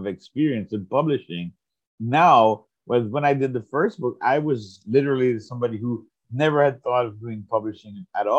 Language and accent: English; Jamaica; now in United States; I grew up in Jamaica, I had left Jamaica, I was living in the United States, and I wanted to show my love and my passion for the place of my birth.